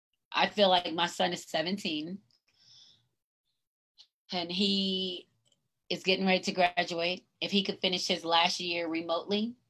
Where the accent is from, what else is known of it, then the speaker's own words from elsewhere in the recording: United States; I'm proud to be an American and I'm a Black American